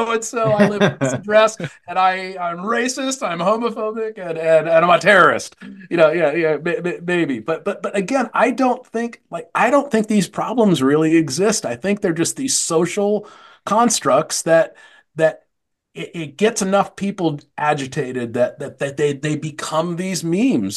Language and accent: English; Tempe, Arizona, United States; I grew up in Tempe, Arizona.